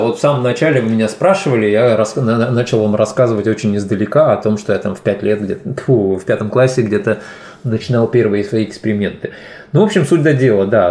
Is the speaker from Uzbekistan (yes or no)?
yes; Fergana, Fergana Region, Uzbekistan; first language Tajik; Russian is a second language; also born or lived in Rishtan, Uzbekistan / Saint Petersburg, Russia; now in Finland; уехала с этого маленького городка, в котором я родился, Риштан, в областной центр Фергану. И там уже, соответственно, я попал в детский сад